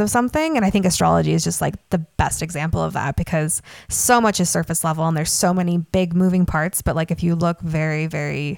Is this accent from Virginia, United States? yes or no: no; Utah, United States; I grew up in Utah